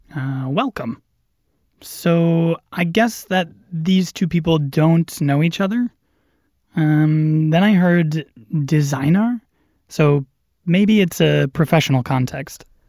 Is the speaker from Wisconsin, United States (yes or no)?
yes; Madison, Wisconsin, United States; Je suis de Madison.